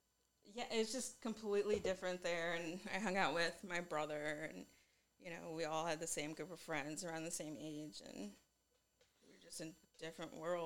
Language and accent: English; Rochelle, Illinois, United States; moved away as an adult; Living back in my hometown in Illinois, it was completely different atmosphere